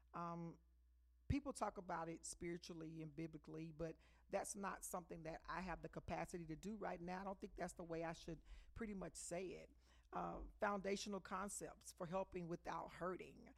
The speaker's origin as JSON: {"language": "English", "town": "Dallas", "region": "Texas", "country": "United States", "tie": "born or raised there", "said": "She grew up, she raised us, me, in Oak Cliff. And then when I grew up in Oak Cliff"}